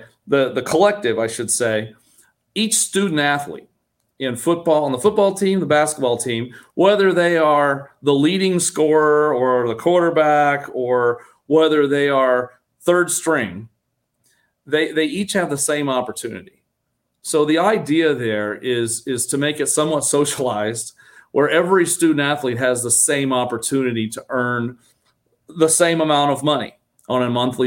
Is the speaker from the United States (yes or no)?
yes; Kansas City, United States; also born or lived in Iowa; now in Florida, United States; I grew up in the Kansas City area